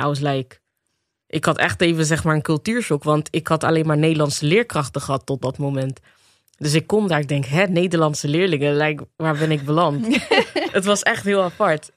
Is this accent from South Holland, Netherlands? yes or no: yes; Rotterdam, South Holland, Netherlands; geboren en getogen in Rotterdam. Eh, opgegroeid in de Afrikanerwijk.